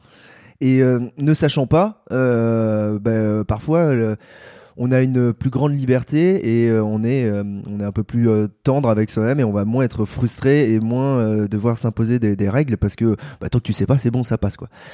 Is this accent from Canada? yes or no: no; Paris, Île-de-France, France; j'ai 28 ans, je suis parisien